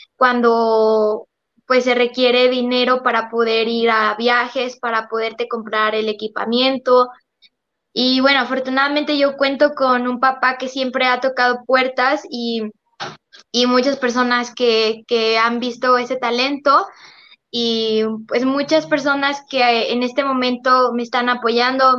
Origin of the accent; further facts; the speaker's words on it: Monterrey, Nuevo León, Mexico; yo soy originaria de Monterrey